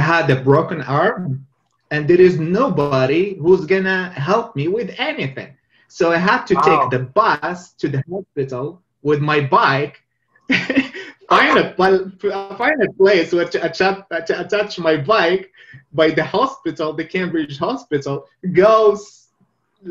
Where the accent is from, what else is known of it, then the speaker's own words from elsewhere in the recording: Meknes, Fès-Meknès, Morocco; moved away as an adult; also born or lived in Rabat, Morocco / Toronto, Canada / Edmonton, Canada; now in Montreal, Canada; I grew up in McNess.